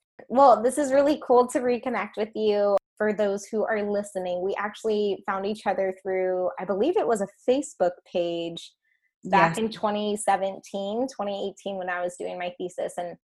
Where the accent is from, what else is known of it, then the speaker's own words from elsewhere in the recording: Peru; She is a young Peruvian adoptee, which is really cool because I'm also from Peru.